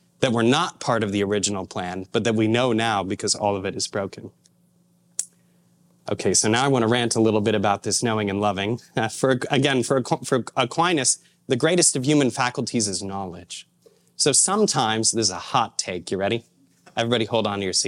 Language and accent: English; Indiana, United States; moved away; I'm from Indiana originally